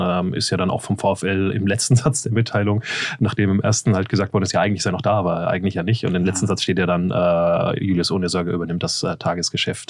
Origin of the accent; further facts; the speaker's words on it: Nuremberg area, Bavaria, Germany; moved away; War ja Heimspiel für mich äh, aus der äh, äh, alten Gegend, wo ich herstamme.